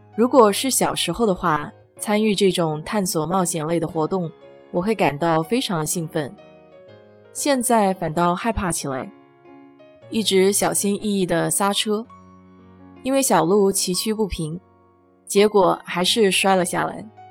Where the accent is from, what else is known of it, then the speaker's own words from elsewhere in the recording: China; now in Houston, United States; 我们中国人